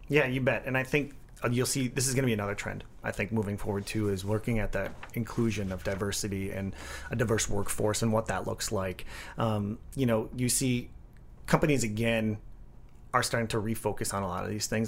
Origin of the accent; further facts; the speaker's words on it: Midwest, United States; being born and raised in the Midwest